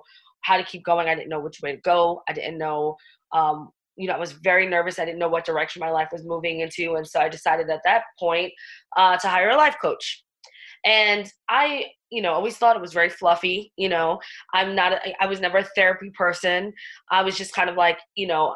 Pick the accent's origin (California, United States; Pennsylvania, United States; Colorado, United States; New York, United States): New York, United States; New York City; I'm from the Bronx and Staten Island. I'm a New York girl through and through